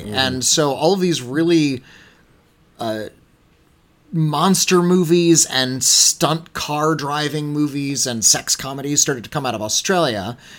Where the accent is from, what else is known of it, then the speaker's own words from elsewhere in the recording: United States; we're English speakers. We're also from America